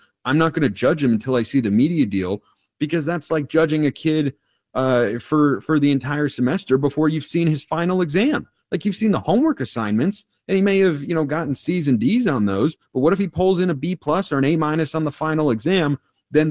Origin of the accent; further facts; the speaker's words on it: Lake Oswego, Oregon, United States; I grew up in the Pacific Northwest. I grew up in Lake Oswego specifically, so I've been in this area my whole life